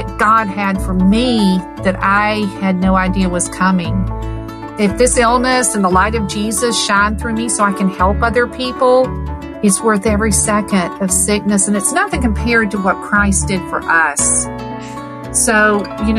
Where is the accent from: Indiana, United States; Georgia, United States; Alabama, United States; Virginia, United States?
Georgia, United States; Stone Mountain; also born or lived in Valdosta, Georgia; I was born in Valdosta, Georgia. I'm a good South Georgia girl. I grew up in Stone Mountain